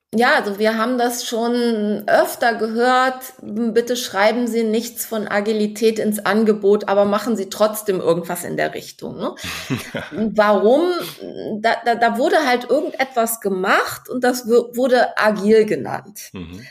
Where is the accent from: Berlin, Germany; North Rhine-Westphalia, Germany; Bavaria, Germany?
North Rhine-Westphalia, Germany; Cologne; now in Hamburg, Germany; bin eine gebürtige Kölnerin